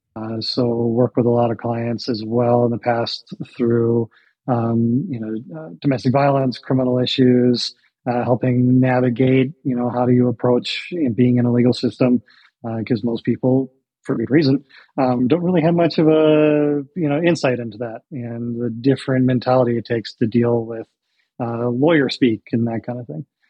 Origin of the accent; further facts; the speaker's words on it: Michigan, United States; moved away as an adult; also born or lived in Washington; I grew up in Michigan